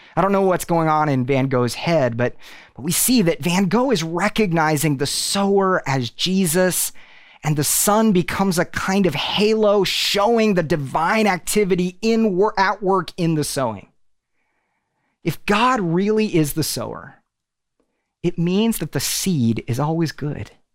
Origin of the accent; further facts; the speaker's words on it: Tulsa, Oklahoma, United States; moved away as an adult; now in Nashville, United States; We are originally from Tulsa